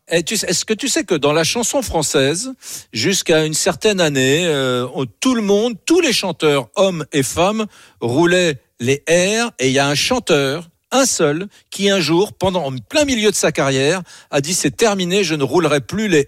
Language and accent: French; Occitania, France; Moi, je suis le premier mec de ma génération, de tous les …. On vient tous du Gers. Hein. Je suis le premier mec en, je sais pas, en mille ans, voilà, qui n'a pas l'accent.